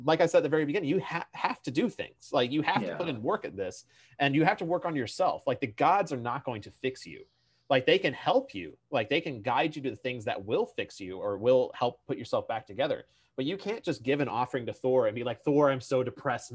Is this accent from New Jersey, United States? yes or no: no; Kentucky, United States; I'm from Kentucky